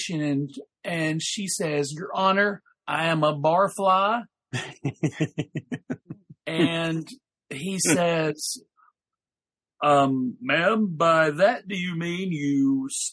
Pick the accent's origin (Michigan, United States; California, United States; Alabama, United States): Alabama, United States; being raised in deepest, darkest Alabama, where in a Southern Baptist church